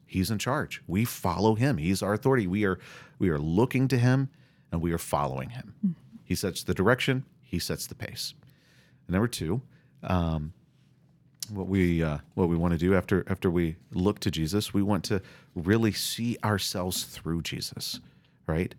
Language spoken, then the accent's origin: English; the South, United States; I'm from the South, and we talk about Southern hospitality